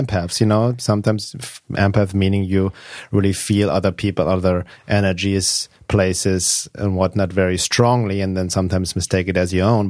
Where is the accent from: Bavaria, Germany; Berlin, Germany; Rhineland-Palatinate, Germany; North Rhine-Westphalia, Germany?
Bavaria, Germany; Munich; moved away as an adult; also born or lived in Los Angeles, United States; now in California, United States; when I was two years old, they moved back to Germany, Munich, uh, because my mom didn't want me to grow up in Los Angeles